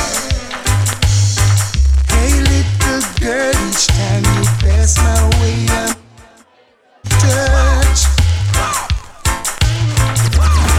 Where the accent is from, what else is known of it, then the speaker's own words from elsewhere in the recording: Kingston, Jamaica; I represent Kingston, Jamaica.